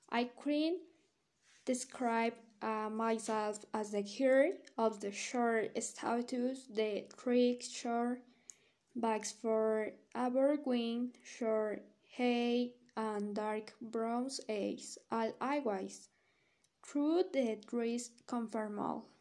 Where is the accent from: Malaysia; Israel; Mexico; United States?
Mexico; Metepec, State of Mexico; English is a second language; I am 17 years old. I am from Estreque of Mexico of the municipal of Metepec.